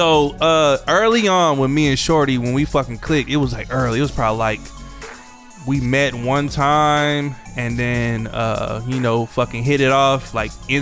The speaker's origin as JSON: {"language": "English", "town": "Atlanta", "region": "Georgia", "country": "United States", "said": "We are from Atlanta"}